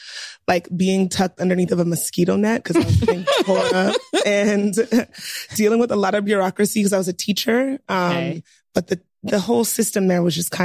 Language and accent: English; New York City, New York, United States; also born or lived in Cambodia; I'm from Brooklyn.